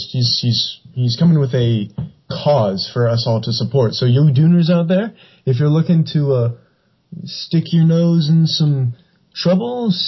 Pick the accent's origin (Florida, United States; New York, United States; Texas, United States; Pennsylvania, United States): Texas, United States; Dallas; I'm from Dallas, the uh, uh, sex capital of the world.